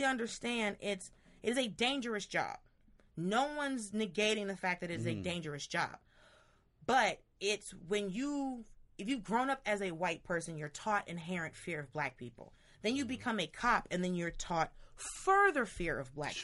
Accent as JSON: {"language": "English", "town": "Atlanta", "region": "Georgia", "country": "United States", "tie": "born or raised there", "said": "I grew up in Atlanta"}